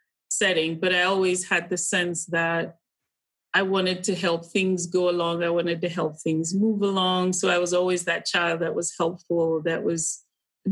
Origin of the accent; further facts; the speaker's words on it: Kaduna, Kaduna State, Nigeria; we grew up in Kaduna, would be like firmly middle class